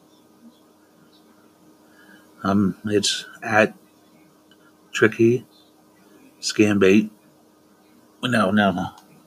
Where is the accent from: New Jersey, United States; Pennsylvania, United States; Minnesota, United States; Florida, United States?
Pennsylvania, United States; Altoona; I'm from Altoona, Pennsylvania